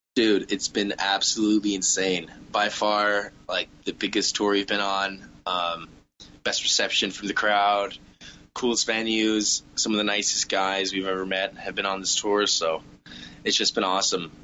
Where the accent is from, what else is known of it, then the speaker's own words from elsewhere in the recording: Southwest Ontario, Canada; we're all Canadian uh, from Southwest Ontario